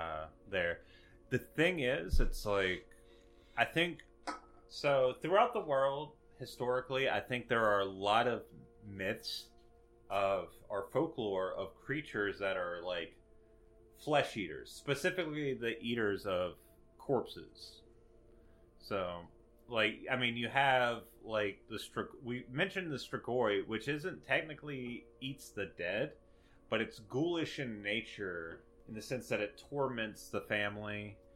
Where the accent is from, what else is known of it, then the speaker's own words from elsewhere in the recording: Slidell, Louisiana, United States; It's me, I'm from Slidell, Louisiana.